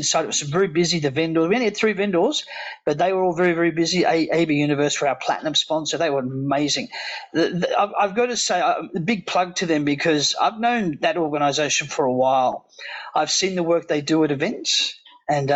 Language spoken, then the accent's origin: English; Australia; as an Aussie